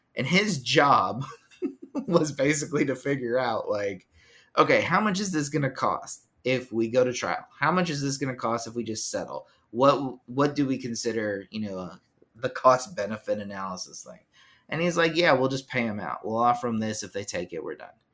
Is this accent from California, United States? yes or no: yes; Southern California, United States; I was from SoCal